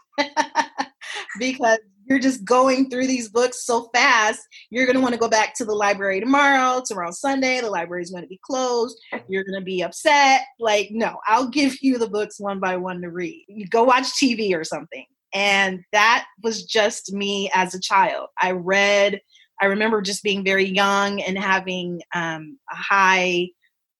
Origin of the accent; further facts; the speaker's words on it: Chicago, Illinois, United States; I grew up in Chicago in the 80s and the 90s.